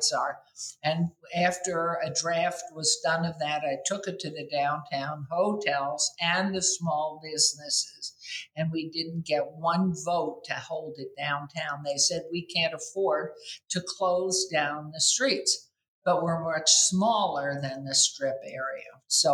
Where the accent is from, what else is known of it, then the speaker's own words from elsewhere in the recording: New York City, New York, United States; moved away as an adult; now in Las Vegas, United States; I grew up in New York City, I'm so young, I've lived in this town this year, 60 years